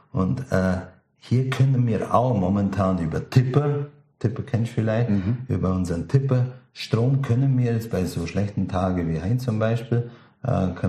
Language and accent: German; Bavaria, Germany; die auf dem Land sind, im Allgäu, wir sind sowieso geizig